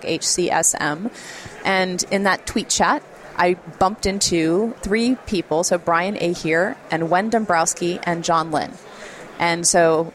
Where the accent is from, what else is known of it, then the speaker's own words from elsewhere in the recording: Jacksonville, Florida, United States; I'm this girl from Jacksonville.